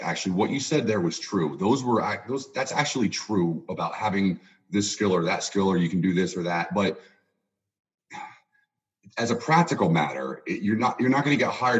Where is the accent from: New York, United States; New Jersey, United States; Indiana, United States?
New Jersey, United States; moved away as an adult; now in Louisville, United States; I currently live in Louisville, Kentucky, but I'm a transplant here. I grew up in New Jersey, and I was in the service for a long time, over 20 years, and I moved around, and I wound up retiring here